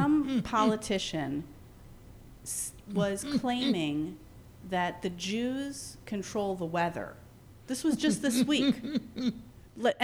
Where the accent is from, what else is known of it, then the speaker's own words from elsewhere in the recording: New York City, New York, United States; I grew up in Patchen Place